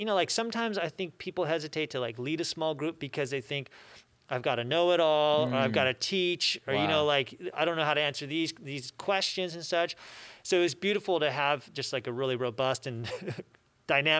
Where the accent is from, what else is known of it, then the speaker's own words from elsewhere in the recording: Loma Linda, California, United States; I grew up here in Loma Linda, was part of Loma Linda Academy